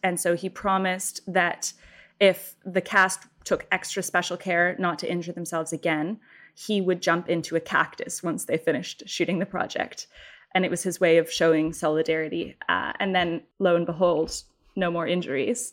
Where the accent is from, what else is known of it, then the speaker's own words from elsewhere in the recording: Canada; as a Canadian